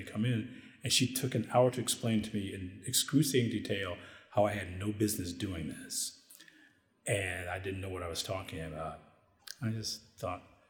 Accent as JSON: {"language": "English", "town": "Detroit", "region": "Michigan", "country": "United States", "said": "I'm from Detroit and I have family here"}